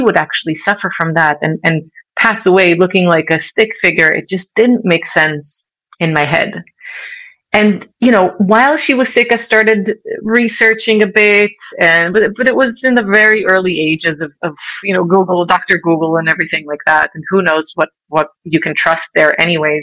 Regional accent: Israel; also born or lived in United States; now in Switzerland; I grew up in Israel

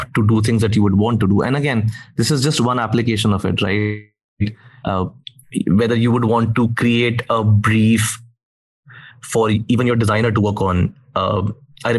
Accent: India; I'm from India

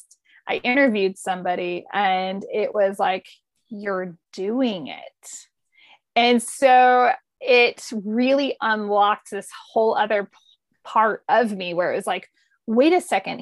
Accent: Modesto, California, United States; moved away; also born or lived in Denver; I grew up outside San Francisco, meaning Modesto, which is way inland.

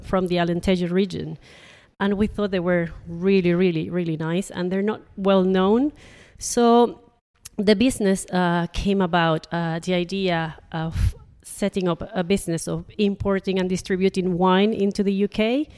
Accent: Panama; moved away as an adult; also born or lived in Nottingham, United Kingdom; now in Jersey; I'm originally from Panama

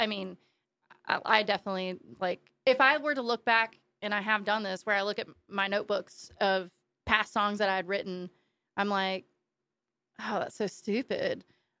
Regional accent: West Virginia, United States; now in Wilmington, United States; I'm from West Virginia.

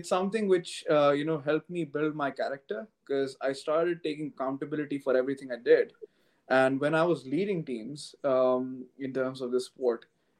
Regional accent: New Delhi, Delhi, India; moved away as an adult; now in London, United Kingdom; I come from India, and I was born and brought up in New Delhi, the capital city.

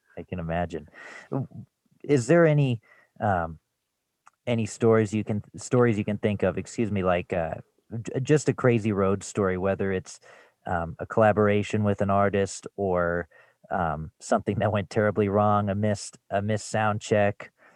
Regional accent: Louisville, Colorado, United States; I grew up in Louisville, just outside of Boulder.

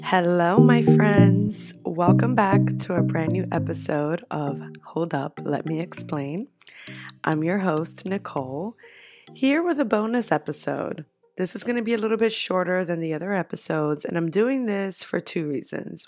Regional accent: New York, United States; I'm from New York

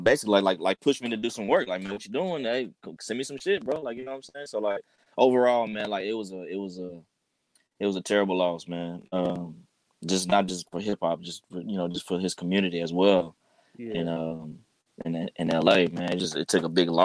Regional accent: Sacramento, California, United States; I'm from Sacramento. I live down in Sacramento

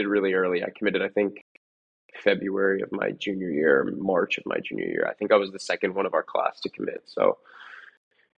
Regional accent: Richmond, Virginia, United States; I grew up in Richmond, Virginia, so I was about like 55 minutes from Williamsburg

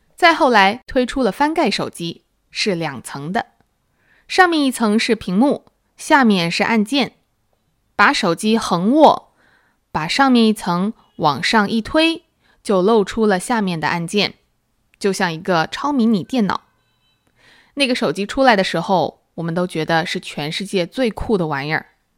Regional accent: Shenzhen, Guangdong, China; 我在小县城出生 小学三年级随着妈妈搬到了中国的一个一线城市，深圳。那时候深圳才刚开始发展，远没有现在这样繁华。我小学、初中、高中直到大学上的都是公立学校，深圳的公立学校有统一的校服，男女的校服不同，但都是蓝白色的。夏天有夏天的校服是短袖、短裤

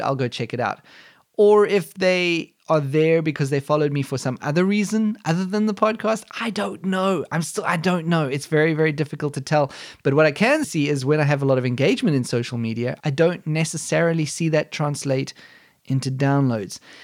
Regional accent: South Africa; moved away as an adult; now in Germany; I was born in South Africa, but I moved to Germany over a decade ago and have since become a German citizen

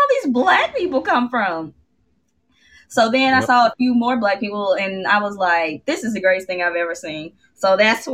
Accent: Memphis, Tennessee, United States; I'm from Memphis

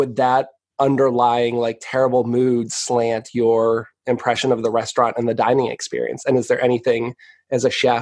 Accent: New England, United States; I'm from New England and my mom had this baked bean recipe

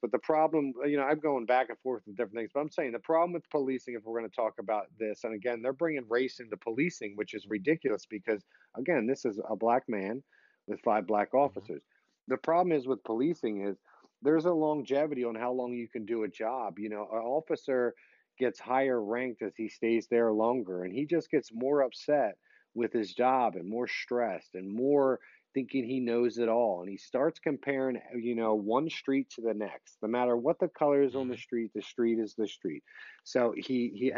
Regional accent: Philadelphia, Pennsylvania, United States; I was born and raised in Philly

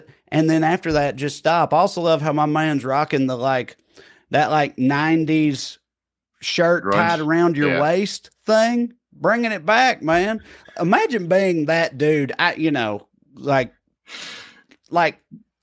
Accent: Tennessee, United States; born or raised there

